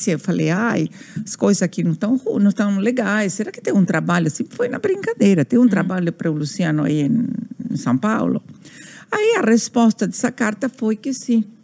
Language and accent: Portuguese; Buenos Aires, Argentina; Portuguese is a second language; moved away as an adult; now in Brazil; eu nasci na Argentina, sim, em Buenos Aires, uhum. sou portenha